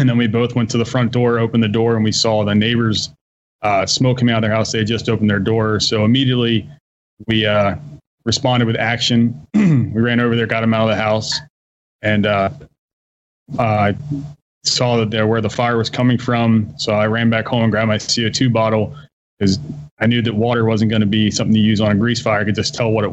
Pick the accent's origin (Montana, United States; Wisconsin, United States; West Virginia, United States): West Virginia, United States; Harpers Ferry; moved away as an adult; I'm from West Virginia, right, I guess, Harpers Ferry area